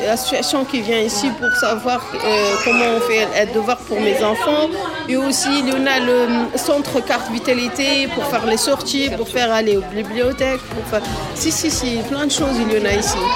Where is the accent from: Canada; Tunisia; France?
Tunisia; also born or lived in Algeria; Moi, je suis tunisienne, algérienne et elle, Maroc.